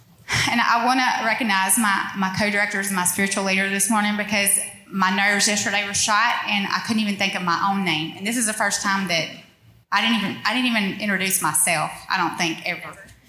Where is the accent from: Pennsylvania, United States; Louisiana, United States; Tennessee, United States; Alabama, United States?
Louisiana, United States; Union Parish; moved away as an adult; also born or lived in North Monroe, Louisiana; now in Monroe, United States; I'm from Union Parish. And we made it to North Monroe when our children went to school.